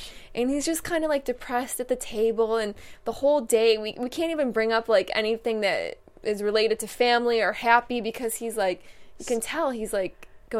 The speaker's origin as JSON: {"language": "English", "region": "New York", "country": "United States", "moved": "yes", "lives_now": "California, United States", "said": "I'm from New York"}